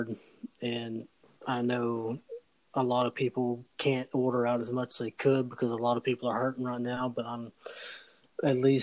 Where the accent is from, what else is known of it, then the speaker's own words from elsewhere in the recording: the South, United States; I grew up in the South